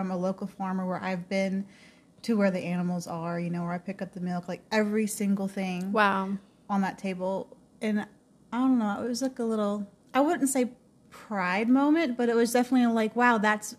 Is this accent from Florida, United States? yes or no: yes; South Florida, United States; I grew up in South Florida of a divorced family